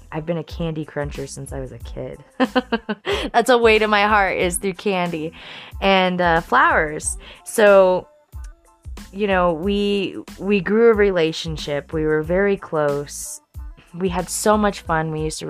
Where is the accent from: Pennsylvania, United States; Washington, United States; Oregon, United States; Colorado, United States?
Colorado, United States; Denver; And when I was 9 years old, I grew up in Denver.